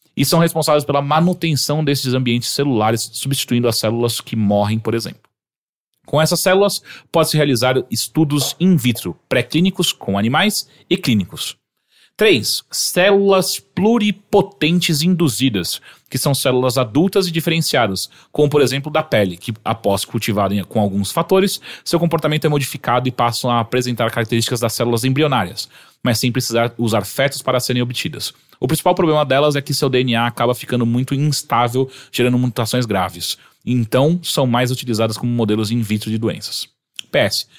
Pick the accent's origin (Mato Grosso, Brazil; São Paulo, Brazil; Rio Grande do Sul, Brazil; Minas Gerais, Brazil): São Paulo, Brazil; Atibaia; moved away as an adult; now in São Paulo, Brazil; eu voltava todo final de semana sem falta pra Atibaia